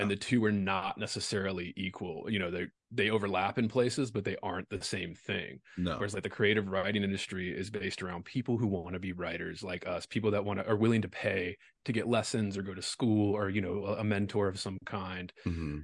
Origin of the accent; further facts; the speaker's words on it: Baltimore, Maryland, United States; moved away as an adult; also born or lived in Louisiana; now in Las Vegas, United States; I'm from Baltimore originally. I did. I went to undergrad in Baltimore